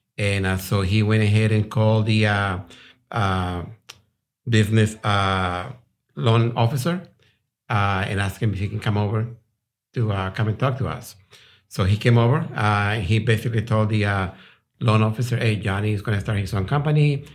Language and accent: English; Colombia; moved away as an adult; also born or lived in Rhode Island, United States / Houston, Texas, United States; now in Texas, United States; I'm from South America, Colombia. Uh, I came over here when I was eighteen.